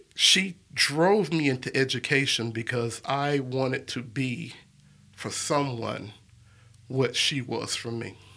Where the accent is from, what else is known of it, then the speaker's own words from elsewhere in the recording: Birmingham, Alabama, United States; I was born and raised here in Birmingham, Alabama, and I've lived here all my life